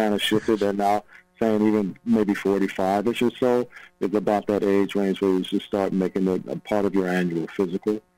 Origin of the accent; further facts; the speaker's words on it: Cleveland, Ohio, United States; I'm originally from Cleveland, Ohio